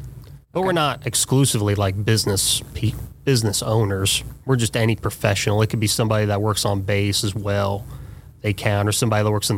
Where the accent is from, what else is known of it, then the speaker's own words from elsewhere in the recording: Fairborn, Ohio, United States; Fairborn High School. I'm a Wright State grad as well. I'm about as Fairborn as you can get.